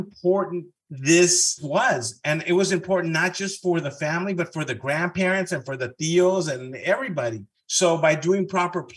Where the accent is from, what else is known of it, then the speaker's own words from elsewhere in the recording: Southern California, United States; first language Spanish; English is a second language; I grew up in Southern California, Mexican parents, but I went to UCLA